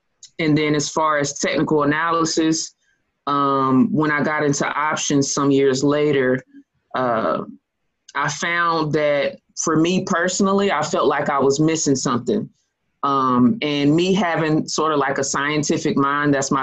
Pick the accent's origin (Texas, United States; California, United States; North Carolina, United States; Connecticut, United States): North Carolina, United States; Lexington; also born or lived in Greenville, North Carolina; I'm from Lexington, North Carolina, born and raised.